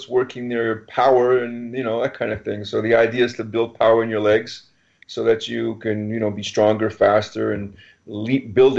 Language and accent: English; Montreal, Quebec, Canada